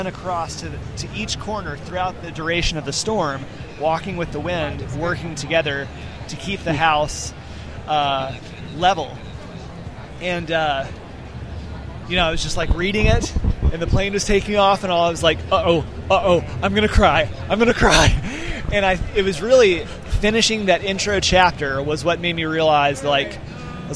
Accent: Montgomery, Alabama, United States; I grew up in Montgomery at that time, just down the road from where he was living, just outside Troy

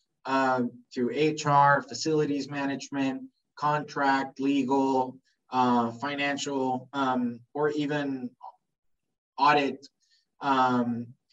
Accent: Spain; moved away as an adult; now in Jamaica; I was born in Spain

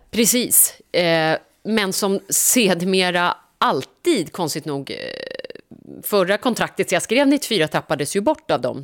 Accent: Norrland, Sweden; jag är ju uppväxt i Norrland

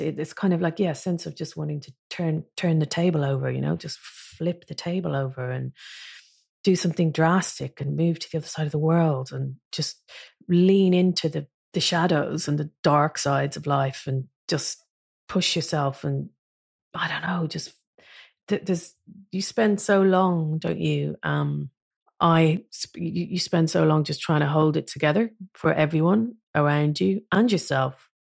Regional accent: Ireland; moved away as an adult; now in London, United Kingdom; never being Irish enough to live in Ireland again, because I've lived, I've lived in London for twenty-five years

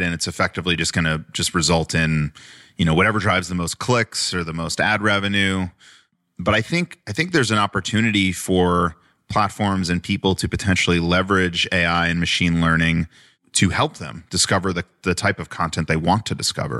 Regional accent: Long Island, New York, United States; I grew up on Long Island

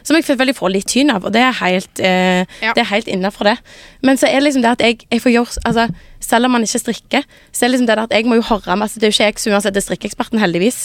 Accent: Sandnes, Rogaland, Norway; moved away as an adult; now in Oslo, Norway; jeg kommer fra Sandnes sånn opprinnelig

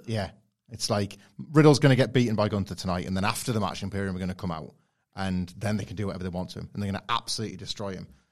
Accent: Filey, Yorkshire and the Humber, United Kingdom; where I grew up in Filey in North Yorkshire, it's very, very parochial

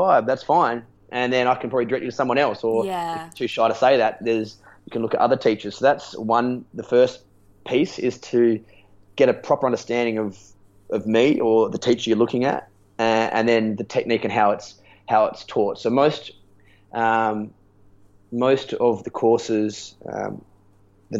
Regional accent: Adelaide, South Australia, Australia; moved away; I'm from Adelaide

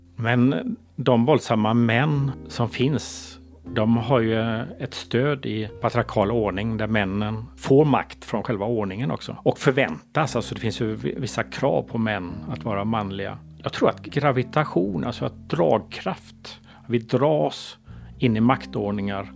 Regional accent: Gothenburg, Västra Götaland, Sweden; Jag är uppväxt här, en av byfånarna i Hammarkullen. Jag, jag flyttade hit när jag var barn, tioårsåldern, redan på 70-talet

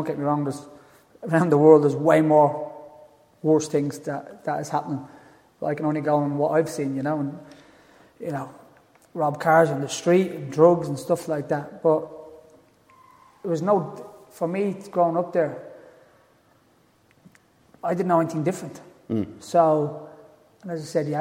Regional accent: Dublin, Leinster, Ireland; moved away; All of us from my area where I was brought up in Tala

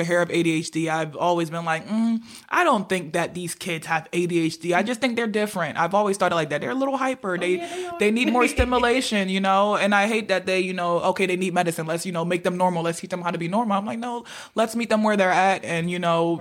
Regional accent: Nigeria; being Nigerian

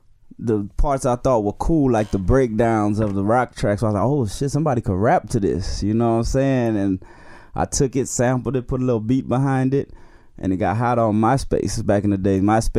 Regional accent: Houston, Texas, United States; H-Town, Houston, Texas.

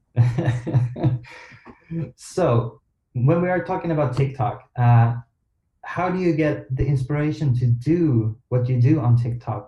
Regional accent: Sweden; I'm from Sweden

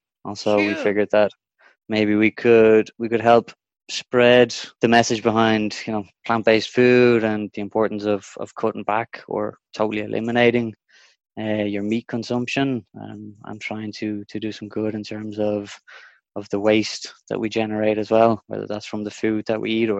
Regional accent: Denmark; now in Dublin, Ireland; Originally, I'm from Denmark, but I've lived in Ireland for the vast majority of my life. Spent a bit of time in Spain as well. As I said, most of the time has been here in Dublin.

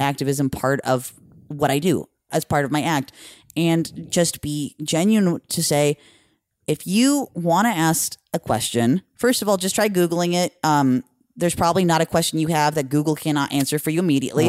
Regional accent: Norco, California, United States; I'm from Riverside County

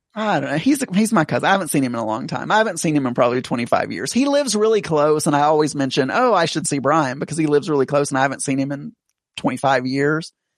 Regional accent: the South, United States; I am from the South

